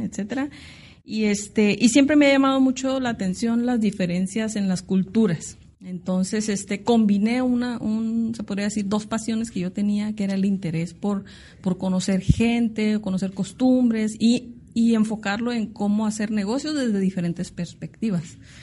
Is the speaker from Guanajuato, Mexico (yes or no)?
no; Tijuana, Baja California, Mexico; soy una tijuanense de tercera generación. De hecho, mis raíces son de aquí de La Baja